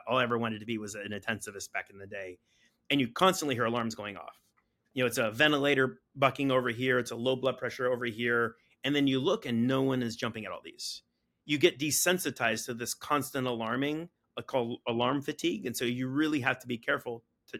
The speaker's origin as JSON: {"language": "English", "town": "San Diego", "region": "California", "country": "United States", "tie": "born or raised there", "said": "I grew up in San Diego"}